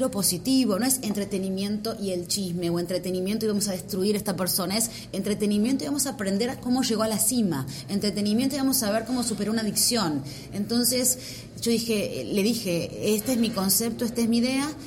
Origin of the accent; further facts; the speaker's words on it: Argentina; moved away as an adult; now in United States; yo ya me vine de Argentina, lo más difícil, ya me hice la green card, todo